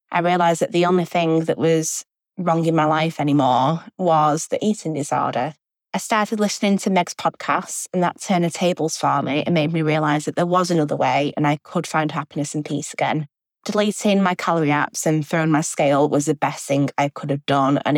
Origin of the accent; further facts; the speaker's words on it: Manchester, North West England, United Kingdom; I'm 25, and I'm from Manchester in England in the UK.